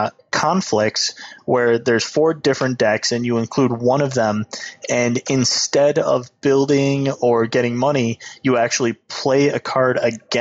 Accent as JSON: {"language": "English", "region": "Michigan", "country": "United States", "said": "I came from Michigan. I can deal."}